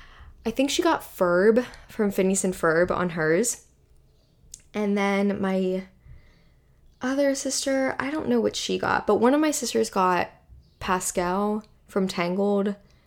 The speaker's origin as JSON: {"language": "English", "region": "the North", "country": "United States", "said": "listen, I'm from the North, and I can acknowledge that there is a very stark difference between fashion in Northern areas versus fashion in Southern areas."}